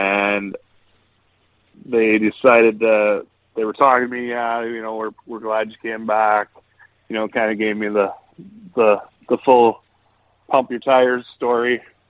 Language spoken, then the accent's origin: English; Ontario, Canada; Shelburne was a it's a 10-minute drive from my hometown, so that's where I started out.